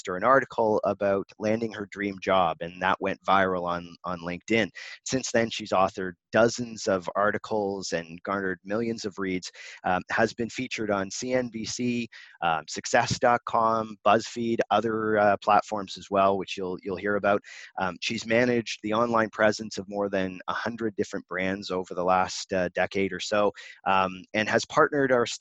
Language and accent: English; Canada; we're both Canadian